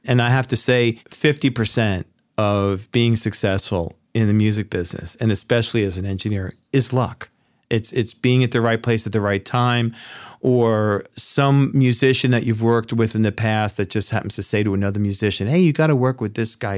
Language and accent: English; Yonkers, New York, United States; New Yorker. uh, born and raised in Yonkers, New York